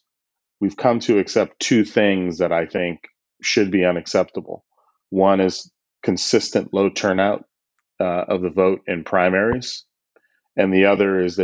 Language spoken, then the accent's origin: English; Boston, Massachusetts, United States; also born or lived in Washington, D.C.; I grew up in Boston and in Washington, D.C.